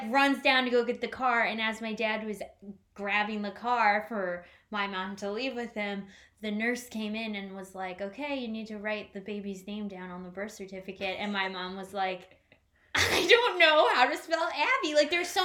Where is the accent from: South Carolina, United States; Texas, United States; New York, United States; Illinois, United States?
Illinois, United States; Wilmette; Grew up in Wilmette.